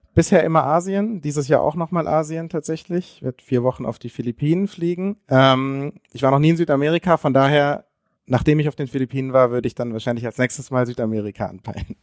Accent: Konstanz, Baden-Württemberg, Germany; wir kommen beide aus der, aus der Grenznähe, also aus Konstanz, direkt an der Schweizer Grenze.

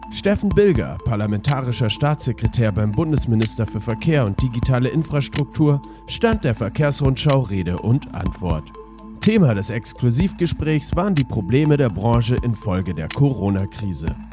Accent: Ludwigsburg, Baden-Württemberg, Germany; Deshalb bin ich jetzt heute auch in Ludwigsburg, in meinem Heimatort im Wahlkreis.

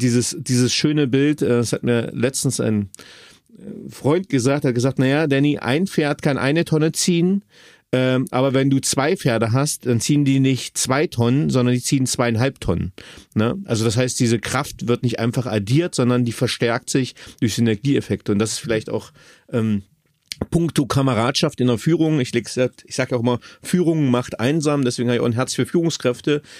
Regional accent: Magdeburg, Saxony-Anhalt, Germany

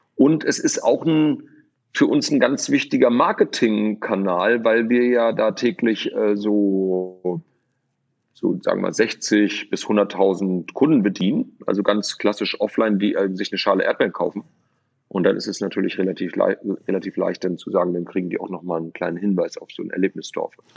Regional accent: Lübeck, Schleswig-Holstein, Germany; moved away; also born or lived in Rostock; ich bin in Lübeck geboren

